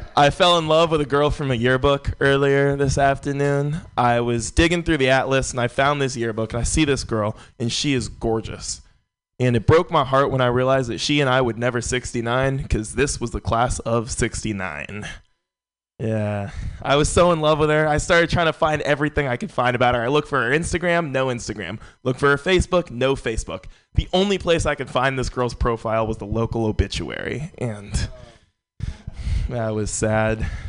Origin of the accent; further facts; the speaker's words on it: San Francisco, California, United States; born and raised in San Francisco